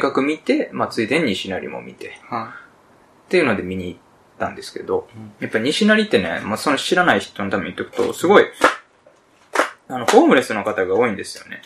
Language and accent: Japanese; Kansai, Japan; 我々、関西出 身やけどさ。